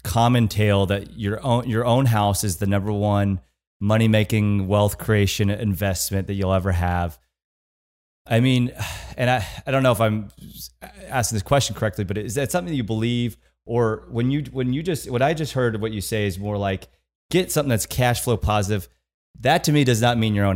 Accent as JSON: {"language": "English", "region": "Kansas", "country": "United States", "said": "So I'm from Kansas, right? So I'm from this college town"}